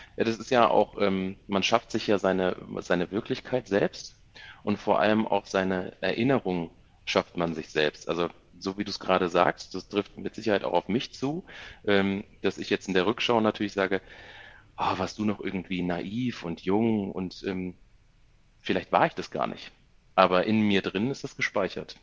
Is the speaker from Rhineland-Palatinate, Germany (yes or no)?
yes; near Koblenz, Rhineland-Palatinate, Germany; moved away as an adult; now in Munich, Germany; Ich komme gebürtig aus der Nähe von Koblenz